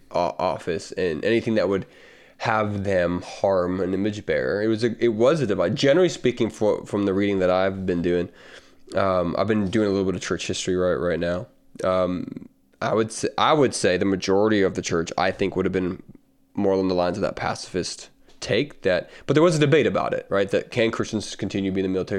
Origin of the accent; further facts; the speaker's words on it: the South, United States; accent: Southern; moved away; I'm just a Southern guy